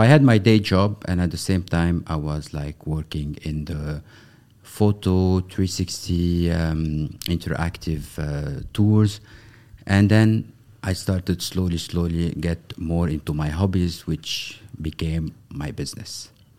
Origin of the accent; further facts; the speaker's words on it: Beirut, Beirut Governorate, Lebanon; I'm Beirut born back in the 70s, exactly 1973. And I was raised in Lebanon during the period of the Civil War.